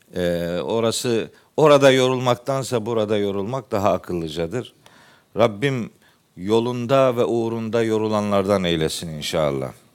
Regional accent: Trabzon, Turkey; moved away; Ben Trabzonluyum

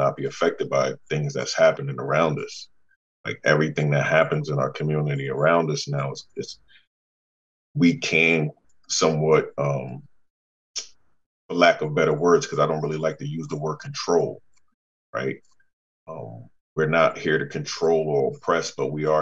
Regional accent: New Haven, Connecticut, United States; born and raised in New Haven

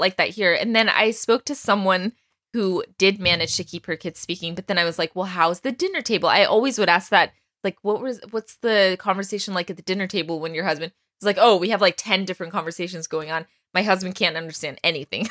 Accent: Texas, United States; I grew up in Texas

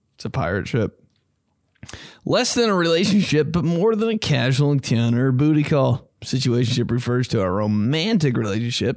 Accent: Greenwood, United States; I'm from Greenwood.

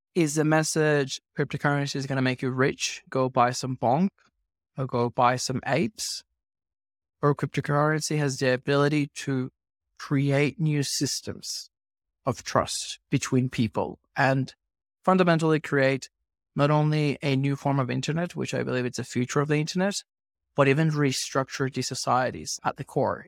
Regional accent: Venezuela; now in Australia; I grew up in Venezuela, and I migrated to Australia

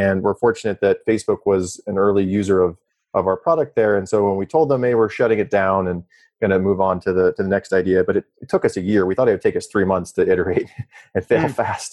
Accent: South Dakota, United States; moved away; also born or lived in Stanford, California / San Francisco; I'm from South Dakota originally

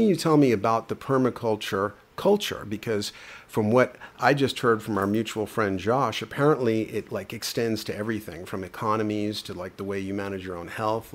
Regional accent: New York City, New York, United States; I grew up in the Bronx

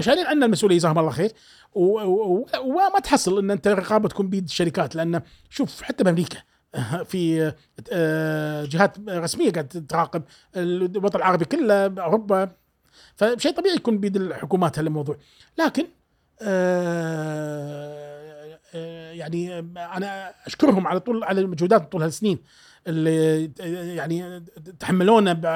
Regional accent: Kuwait; accent: Kuwaiti

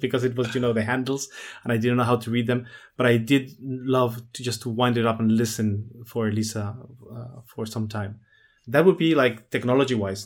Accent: La Paz, Baja California Sur, Mexico; born or raised there; also born or lived in Mexico City

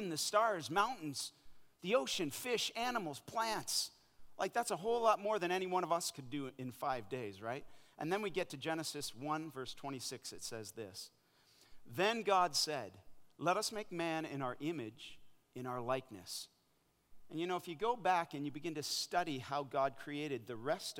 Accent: Canada; moved away as an adult; also born or lived in Africa; now in North Carolina, United States; I'm a Canadian boy who grew up playing ice hockey

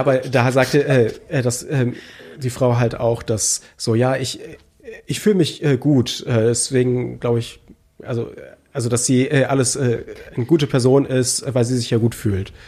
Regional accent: Germany; wir als Deutsche

